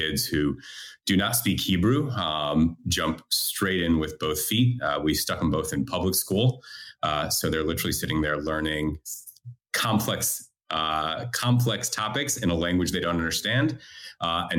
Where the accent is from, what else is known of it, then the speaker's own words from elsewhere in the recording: United States; moved away as an adult; also born or lived in Australia; now in Israel; I'm originally American, moved to Australia in 2004